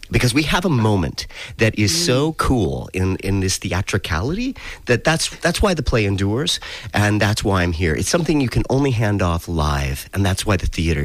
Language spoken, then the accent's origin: English; the West, United States; also born or lived in Utah / Las Vegas, Nevada; we got these hard R's. I'm from the West, so definitely I'm, you know, I was born in Utah and raised in California and Las Vegas.